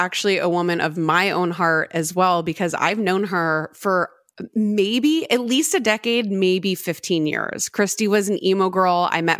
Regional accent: United States; as an American

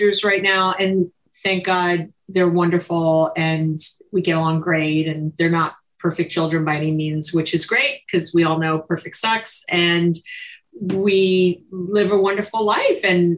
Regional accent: New York, United States; now in Berkeley, United States; I'm a New Yorker, transplanted

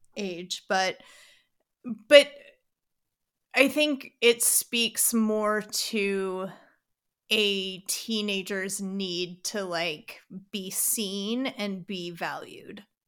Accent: Canada; so we're Canadian. My parents, I was I guess we were Anglican in Canada, but I went to an Episcopal school for twelve years.

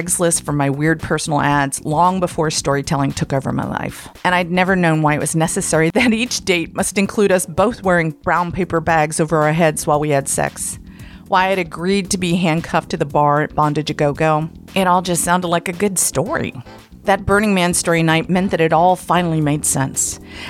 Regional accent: Blue Ridge Mountains, Appalachia, United States; moved away as an adult; also born or lived in Atlanta, Georgia / San Francisco, California; I was a misfit from the Blue Ridge Mountains who just didn't fit in. I moved to the big city of Atlanta at 18

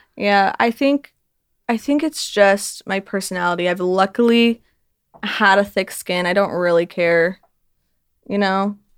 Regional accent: Utah, United States; I'm from Utah where it's just everyone knows everyone.

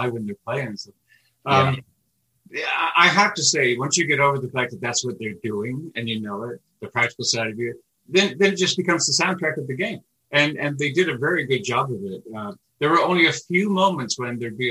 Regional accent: Canada; also born or lived in Poland; born on the other side of Poland and growing up in Canada

